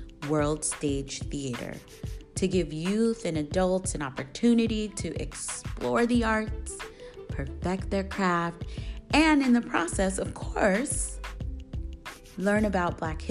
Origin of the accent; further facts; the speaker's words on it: Portland, Oregon, United States; my hometown, Portland, Oregon